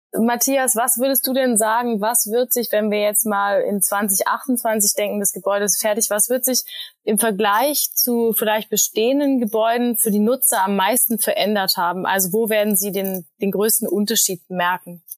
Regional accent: Berlin, Germany; Berlin meine Heimat ist

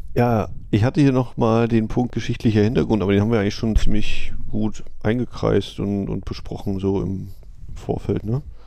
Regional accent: Germany; als Deutscher

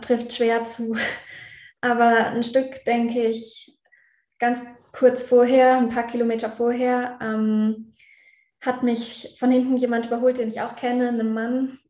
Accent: Innsbruck, Tyrol, Austria; in Innsbruck hier in meinem Heimatort

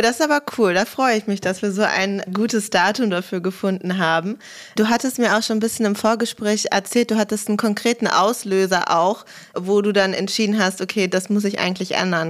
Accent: Germany; bei uns in Deutschland

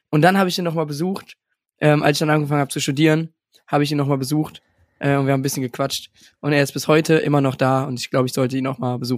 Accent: Alfter, North Rhine-Westphalia, Germany; An die Alfterer. Das ist das Dorf, wo ich herkomme.

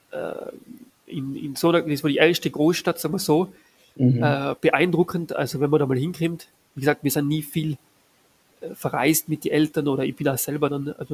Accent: Innsbruck, Tyrol, Austria; Das war so die Zeit zwischen genau dem, der Matura und eben dem, dem Bundesheer. Und da gibt es bei uns in Innsbruck äh, die älteste Konditorei äh, Tirols

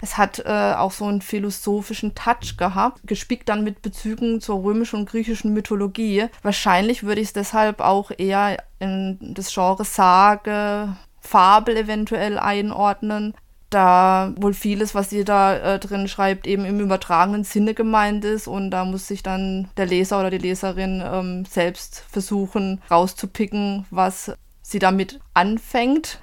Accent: southwest Germany, Germany; Ich komme aus Südwestdeutschland

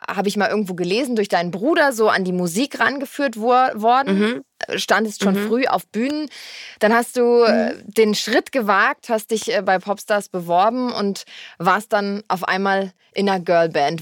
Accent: Freiburg, Baden-Württemberg, Germany; also born or lived in Frankfurt; als meine Eltern sich dann getrennt haben, bin ich mit meiner Mama nach Freiburg gezogen und bin dann da aufgewachsen

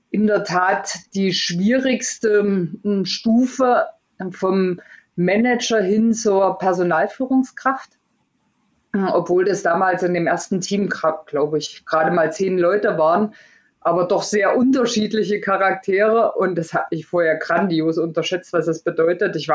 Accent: Erfurt, Thuringia, Germany; zumindest bei uns in Erfurt, ich bin in Erfurt groß geworden

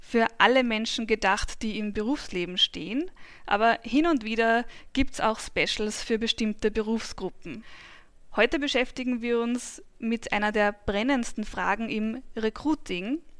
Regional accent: Großraming, Upper Austria, Austria; Ich bin geboren und aufgewachsen in in Großraming im schönen Enstal.

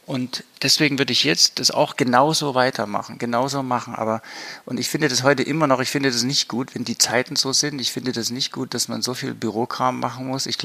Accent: East Germany, Germany; ja, in der Zeit als Ostdeutscher, gerade nach der Wende, hat man erstmal auch Scheu gehabt, in den sogenannten Westen zu gehen.

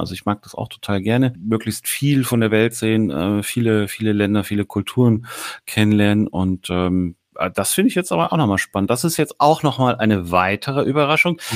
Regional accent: Hamburg, Germany; als Hamburger

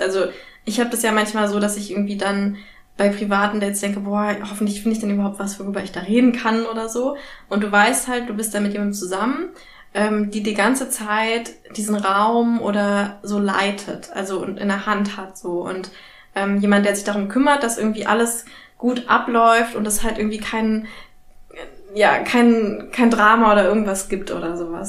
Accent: Berlin, Germany; ich bin ja auch Berlinerin

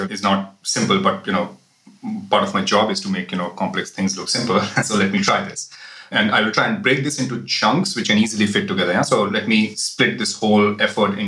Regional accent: India; moved away as an adult; now in Berlin, Germany; originally I am from India, but now I'm based in Berlin with my family for the last few years.

